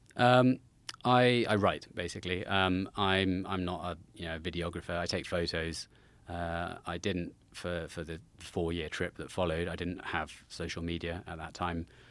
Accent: Salisbury, South West England, United Kingdom; just close to Salisbury in the southwest of England. Uh, I, about ten miles from Stonehenge, down there

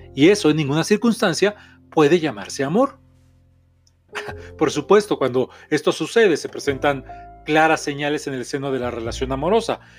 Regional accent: Mexico; soy terapeuta mexicano

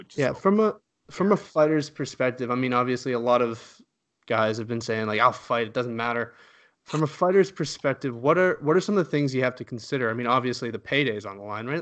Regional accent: Canada; as a Canadian

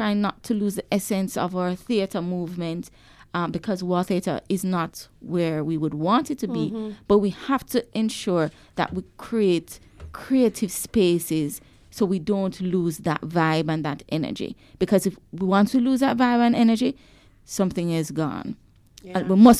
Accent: Bog Walk, Saint Catherine, Jamaica; But my memories of Kingston growing up, coming from the country, is the lights.

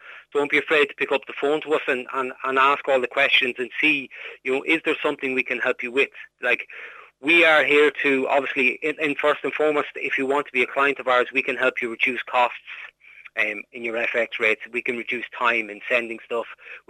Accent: Ireland; we're Irish, we're out there, we're able to do all this

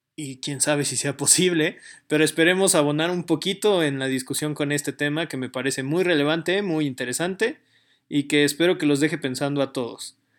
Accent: Mexico; nuestro país

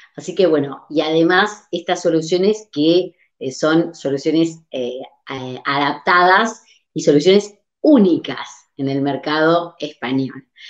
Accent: Uruguay; now in Barcelona, Spain; yo soy de Uruguay, estoy en Barcelona

